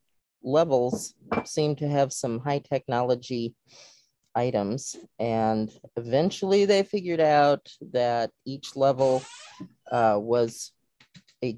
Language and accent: English; Cuyahoga Falls, Ohio, United States; my hometown, Cuyahoga Falls, Ohio